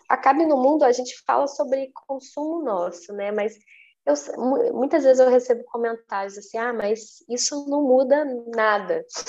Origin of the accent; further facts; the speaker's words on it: Minas Gerais, Brazil; Eu sou mineira